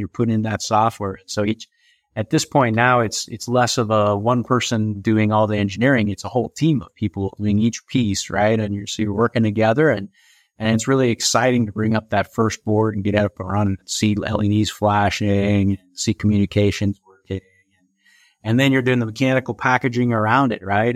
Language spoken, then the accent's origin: English; St. Louis, Missouri, United States; moved away as an adult; also born or lived in Orlando, Florida; I was from Saint Louis